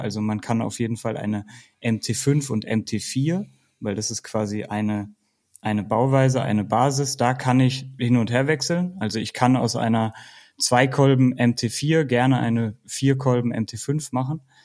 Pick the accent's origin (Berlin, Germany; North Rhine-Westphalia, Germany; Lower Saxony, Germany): North Rhine-Westphalia, Germany; Bielefeld; now in Baden-Württemberg, Germany; ich komme aus der Region Bielefeld und habe da auch mit Mountainbiken angefangen